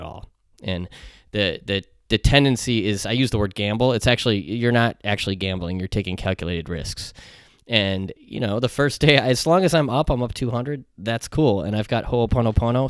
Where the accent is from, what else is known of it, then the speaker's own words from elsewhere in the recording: United States; as an American